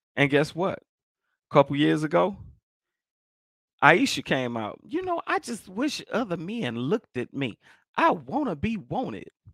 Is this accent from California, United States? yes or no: no; Chicago, Illinois, United States; I'm from Chicago